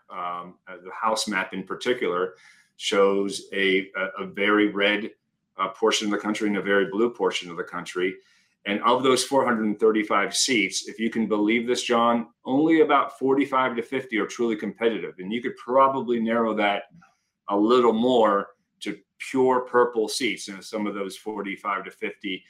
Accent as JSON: {"language": "English", "region": "Pennsylvania", "country": "United States", "said": "I'm from Pennsylvania as well"}